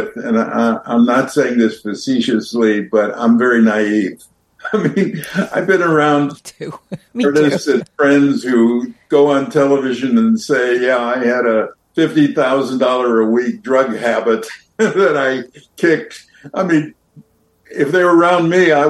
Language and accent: English; California, United States; being a Californian